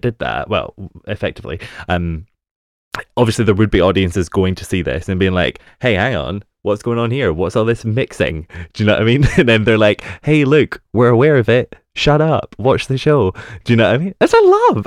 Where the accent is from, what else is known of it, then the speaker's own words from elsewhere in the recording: United Kingdom; being a Brit